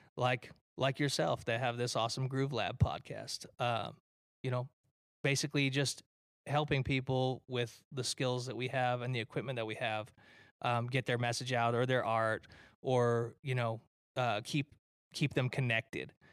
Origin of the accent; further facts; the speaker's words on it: Detroit, Michigan, United States; I'm from Detroit, Michigan